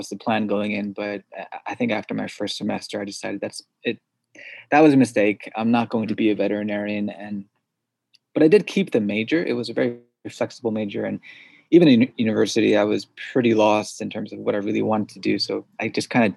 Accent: suburbs of New York City, United States; first language Korean; English is a second language; grew up in the suburbs of New York City

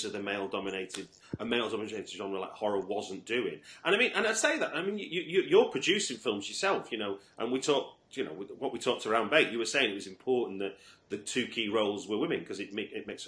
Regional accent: Manchester, North West England, United Kingdom; I grew up in Manchester

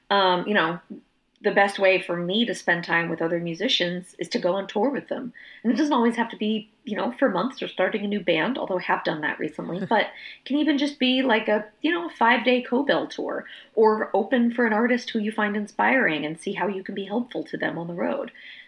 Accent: Austin, Texas, United States; In my hometown of Austin, I went for several years where I was hosting a songwriter event on Monday nights

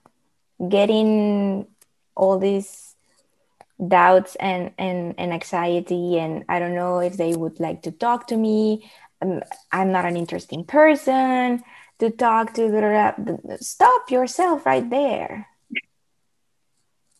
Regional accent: Mexico; first language Spanish; English is a second language; now in Netherlands; I'm from Mexico. I'm Latina too

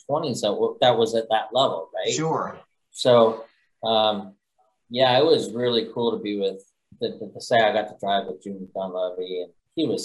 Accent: North Carolina, United States; also born or lived in California; I ended up graduating in North Carolina. So I feel like I have, you know, growing up in North Carolina and California, two different, like really cool industries.

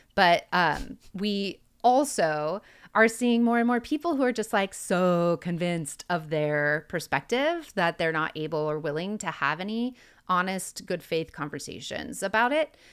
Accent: Oregon, United States; growing up in Oregon

